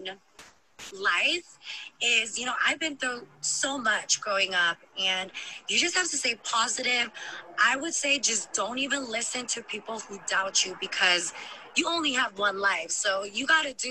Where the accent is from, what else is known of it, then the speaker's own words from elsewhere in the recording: Bay Area, California, United States; I'm still from the Bay Area